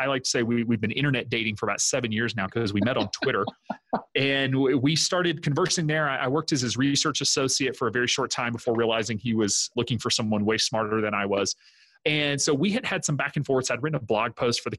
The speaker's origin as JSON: {"language": "English", "region": "the South", "country": "United States", "also_born_or_lived": "South Dakota / Wisconsin", "moved": "as an adult", "said": "I'm originally from the South."}